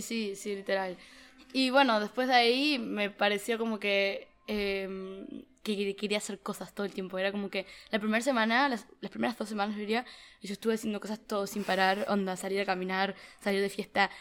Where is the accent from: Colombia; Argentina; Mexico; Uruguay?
Uruguay; moved away as an adult; also born or lived in United States / Philadelphia; now in Barcelona, Spain; soy de Uruguay, o sea, crecí, nací allí y estoy estudiando en Estados Unidos desde el 2019, pero vine de intercambio este semestre a Barcelona